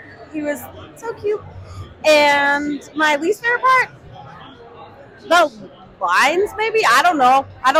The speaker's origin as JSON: {"language": "English", "area": "Orange County", "region": "California", "country": "United States", "said": "I'm from Orange County, California."}